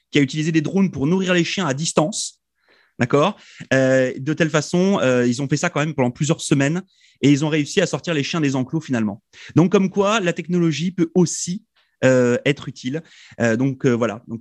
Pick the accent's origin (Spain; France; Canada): Spain; accent: Spanish; French is a second language; excusez-moi pour mon accent espagnol